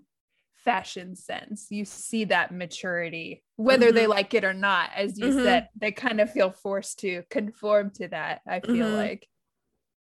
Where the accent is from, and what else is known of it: United States